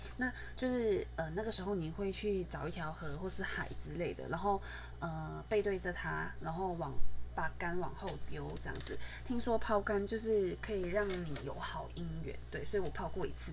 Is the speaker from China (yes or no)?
no; Malaysia; moved away as an adult; now in Taiwan; 我其实从小到大都是在马来西亚长大